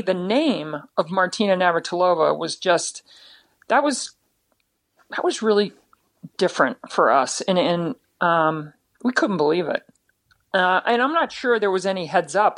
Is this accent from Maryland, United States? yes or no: yes; Baltimore, Maryland, United States; it's back in Baltimore, my hometown